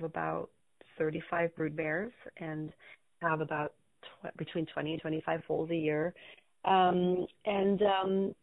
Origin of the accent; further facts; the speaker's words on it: California, United States; also born or lived in Germany; I'm raising my son in the same house that I grew up